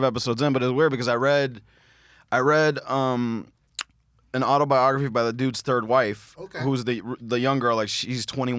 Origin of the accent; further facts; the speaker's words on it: Miami, Florida, United States; Growing up in Miami